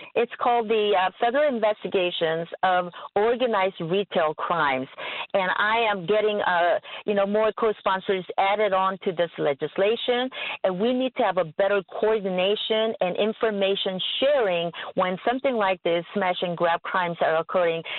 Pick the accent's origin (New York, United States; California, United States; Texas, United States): California, United States